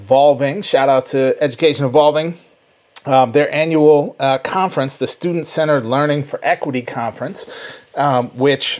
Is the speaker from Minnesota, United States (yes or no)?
yes; Saint Paul, Minnesota, United States; my home state, in my home city of St. Paul